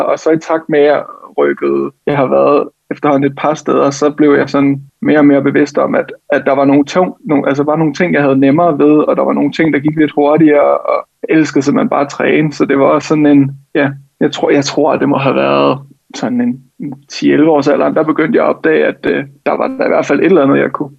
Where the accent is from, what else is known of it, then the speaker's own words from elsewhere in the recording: Helsinge, Capital Region of Denmark, Denmark; jeg gik på, øh, på et hold i, i Helsinge, hvor jeg kommer fra